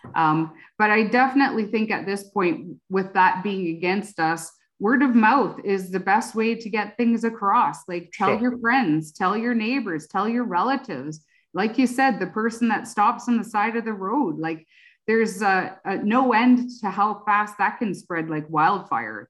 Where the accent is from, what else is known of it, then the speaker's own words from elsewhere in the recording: Oxford County, Ontario, Canada; I grew up in Oxford County